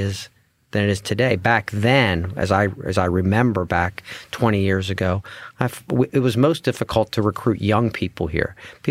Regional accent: Pennsylvania, United States; We're from Central Pennsylvania. We grew up here. We have deep roots. Our families are here. I was educated not too far from here.

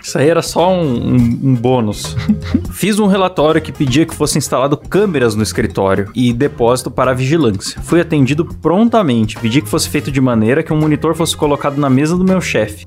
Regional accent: São Paulo, Brazil; moved away; eu sou paulistano.

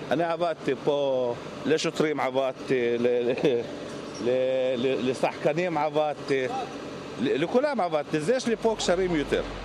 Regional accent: Israel; now in Qalqilya; אני גדלתי פה

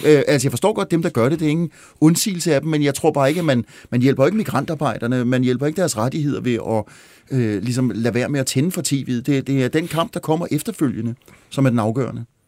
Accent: Glostrup, Capital Region of Denmark, Denmark; jeg er født i Glostrup

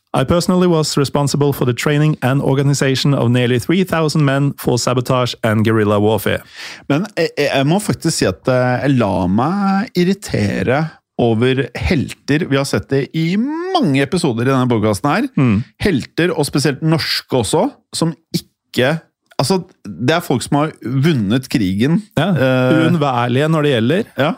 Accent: Norway

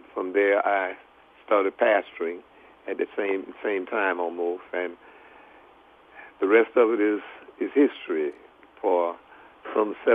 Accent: Marion, South Carolina, United States; moved away as an adult; also born or lived in Sumter, South Carolina; now in Philadelphia, United States; I was born and raised in Marion, South Carolina, 1932, July the 24th

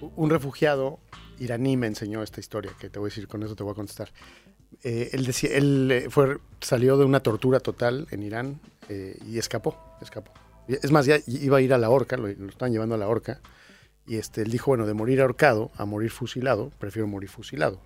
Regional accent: Mexico; yo soy mexicano, pero no me considero más que un ciudadano del mundo

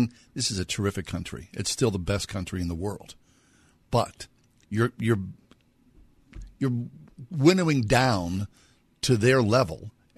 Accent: Swissvale, Pennsylvania, United States; when I grew up in Swissvale in the 60s and 70s

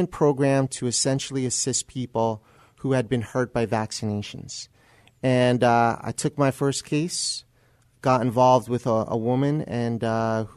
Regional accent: New Jersey, United States; moved away as an adult; also born or lived in Texas / San Antonio; I'm originally from New Jersey

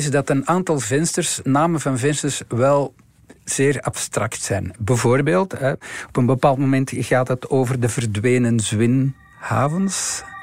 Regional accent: Flanders, Belgium; En dus ook de dingen waar we als Vlaanderen, eh, als Vlamingen minder positief en fier moeten op zijn.

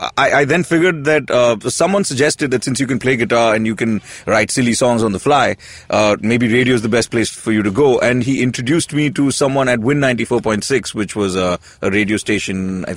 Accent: Mumbai, Maharashtra, India; Yes, I'm a Bombay boy. I was raised in King's Circle.

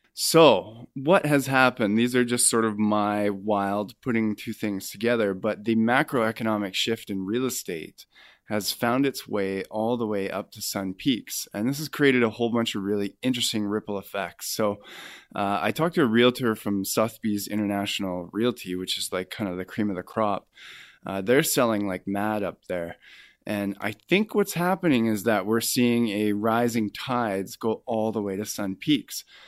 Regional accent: Kamloops, British Columbia, Canada; moved away as an adult; now in Vancouver, Canada; I'm sort of from Kamloops. I spent my formative years there. I went to high school and elementary school there

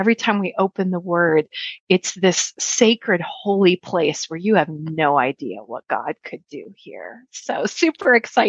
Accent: Minnesota, United States; I'm mostly a Minnesotan. And so, in fact, where I grew up, if you have ever heard any of the Garrison Keillor dialogues about Lake Wobegon, I essentially grew up there. I met the Lord at a very early age in a Baptist congregation

